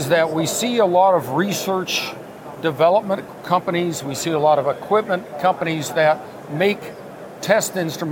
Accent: Indianapolis, Indiana, United States; I'm from Indianapolis, Indiana, and this is what we're accustomed

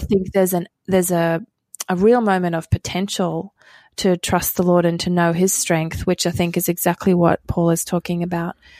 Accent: Australia; moved away; I grew up in Australia

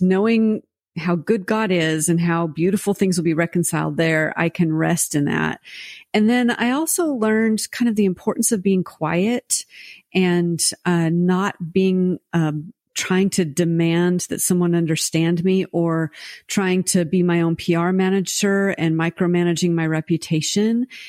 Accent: United States; also born or lived in France; as an American

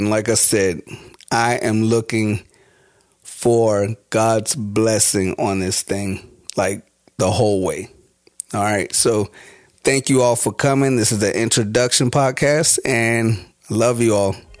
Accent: Prince George's County, Maryland, United States; also born or lived in Washington, D.C.; I am from Washington, D C. Um, born there and raised mo-, mostly in, uh, in Maryland. Uh, so we'll say, like, Prince George's County

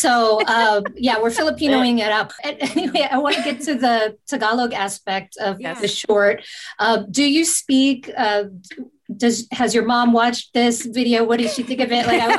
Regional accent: United States; we're American, we live in America.

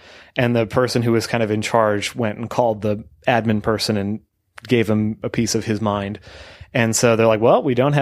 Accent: Canada; we're all Canadian

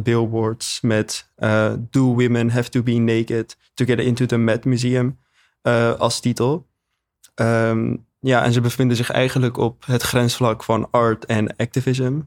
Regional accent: Amsterdam, North Holland, Netherlands; ik ben 19 jaar oud en ik kom uit Amsterdam.

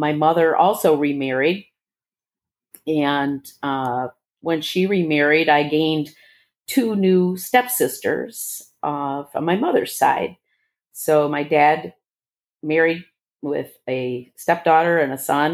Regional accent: Bloomfield Hills, Michigan, United States; also born or lived in Detroit, Michigan / Dearborn, Michigan; I was born in Detroit, but in Dearborn, shortly thereafter moved to Bloomfield Hills, Michigan

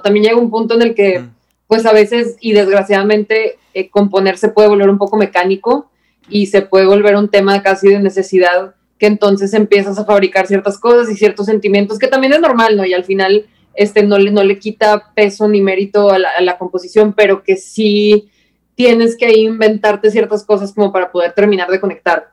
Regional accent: Mexico; soy la peor mexicana del universo

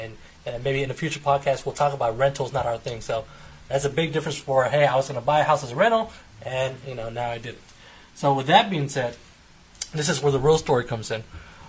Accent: San Antonio, Texas, United States; also born or lived in Fort Hood, Texas / Fort Polk, Louisiana; So I'm 32 years old. I am born and raised in San Antonio.

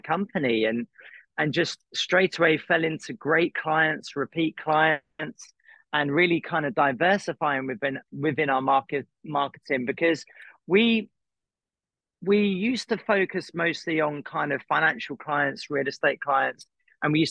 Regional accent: Croydon, London, United Kingdom; moved away as an adult; now in Los Angeles, United States; I'm from Croydon

